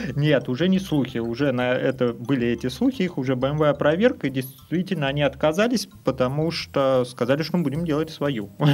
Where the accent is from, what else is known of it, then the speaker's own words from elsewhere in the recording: Russia; also born or lived in Saint Petersburg; Мы просто люди из России